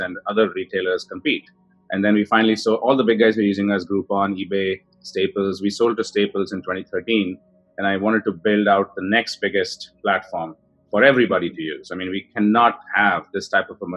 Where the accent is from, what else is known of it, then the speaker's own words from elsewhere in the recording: Bangalore, Karnataka, India; moved away as an adult; I grew up in India, in Bangalore